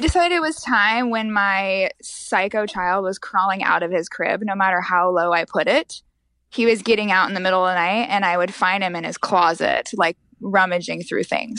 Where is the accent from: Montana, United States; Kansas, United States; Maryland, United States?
Montana, United States; now in Texas, United States; I'm actually from Montana